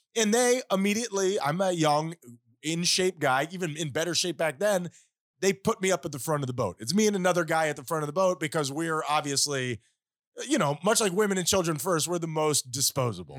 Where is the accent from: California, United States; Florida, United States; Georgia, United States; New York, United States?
Florida, United States; Miami; we are famously from Miami